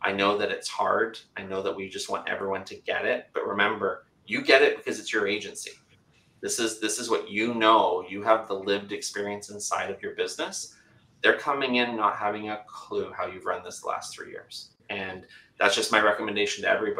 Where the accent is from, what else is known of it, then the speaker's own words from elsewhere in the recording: Canada; accent: Canadian; I'm Canadian